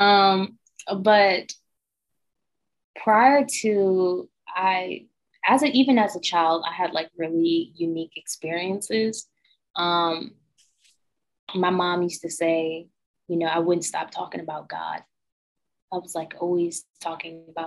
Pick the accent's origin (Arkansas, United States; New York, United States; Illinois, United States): New York, United States; Binghamton; moved away as an adult; now in Los Angeles, United States; I grew up in a really small town, Binghamton, New York, which was upstate New York